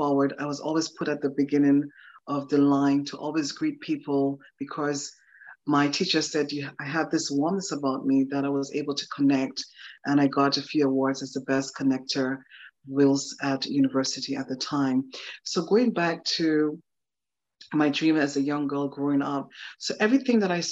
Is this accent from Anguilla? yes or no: yes; Anguilla; I was raised and born in a beautiful, tiny island in the Caribbean. It's a British colony.